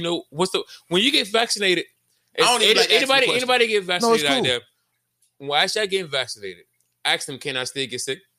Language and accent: English; Miami, Florida, United States; I was born here in Miami.